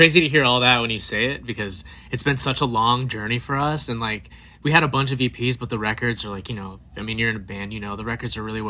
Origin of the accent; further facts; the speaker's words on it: Phoenix, Arizona, United States; actually, we're from Arizona.